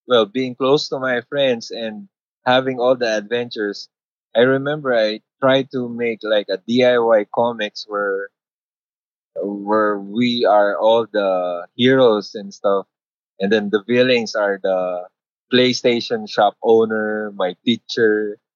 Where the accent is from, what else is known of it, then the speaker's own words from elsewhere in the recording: Philippines; Well, from the start, it's been a rough road from my family from the start because I didn't grow up rich. It came from a middle-class family.